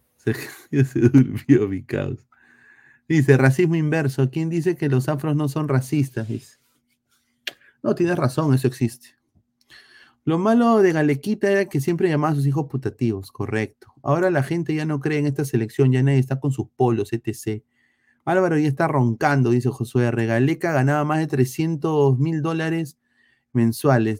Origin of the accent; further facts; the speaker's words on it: Peru; now in United States; yo, que soy peruano, que nací en Perú, nacionalizado estadounidense